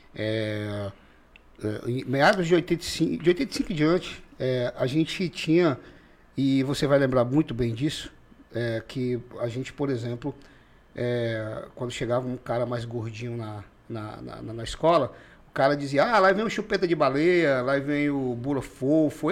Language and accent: Portuguese; Rio Branco, Acre, Brazil; Eu nasci em Rio Branco, mas toda a minha família, é, por parte de mãe, são dos seringais de Tarauacá